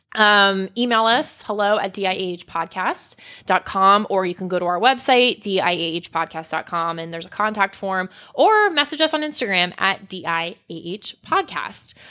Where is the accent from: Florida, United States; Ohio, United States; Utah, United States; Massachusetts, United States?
Florida, United States; South; I grew up in South Florida near Fort Lauderdale, Miami